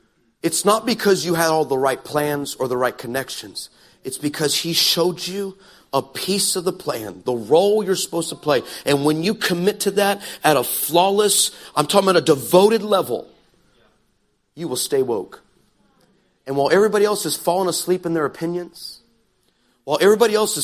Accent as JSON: {"language": "English", "country": "United States", "said": "I can say this as an American."}